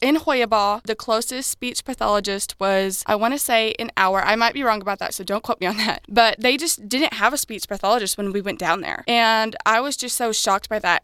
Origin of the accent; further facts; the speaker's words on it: Karnak, Illinois, United States; I am from Karnak, Illinois.